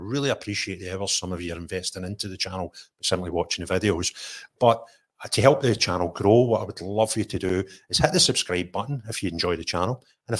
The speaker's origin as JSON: {"language": "English", "town": "Bridge of Weir", "region": "Scotland", "country": "United Kingdom", "tie": "born or raised there", "also_born_or_lived": "Linwood", "said": "I was born in Linwood and I moved when I was about second year in school up the Bridge of Weir."}